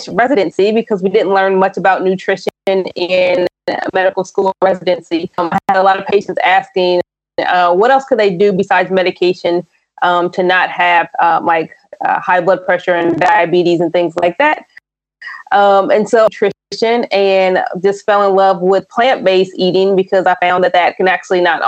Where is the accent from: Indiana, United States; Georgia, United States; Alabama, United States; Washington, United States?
Indiana, United States; also born or lived in Tennessee, United States; now in Bay Area, United States; I grew up in Indiana, but I lived in Tennessee for a while